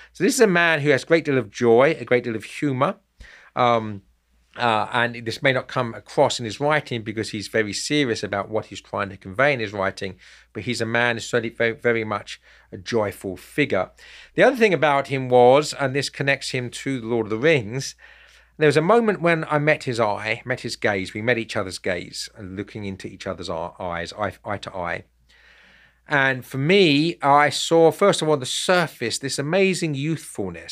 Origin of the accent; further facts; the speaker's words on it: United Kingdom; I'm British myself